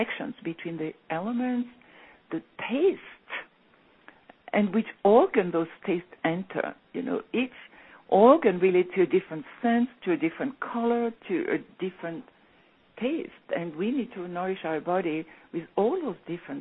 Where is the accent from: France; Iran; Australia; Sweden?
France; moved away as an adult; also born or lived in England; when I came back to my hometown when I was 15